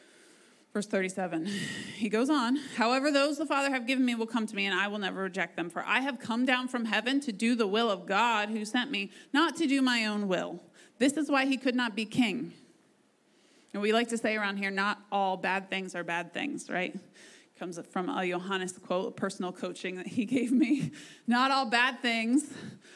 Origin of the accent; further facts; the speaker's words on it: United States; We are so privileged as Americans, like as American Christians